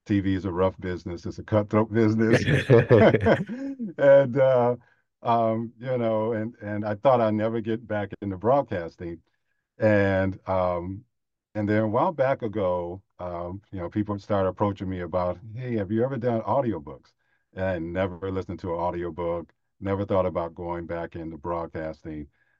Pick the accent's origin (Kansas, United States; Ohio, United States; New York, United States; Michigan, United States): Michigan, United States; Flint; moved away as an adult; now in Tampa, United States; I grew up in Flint, Michigan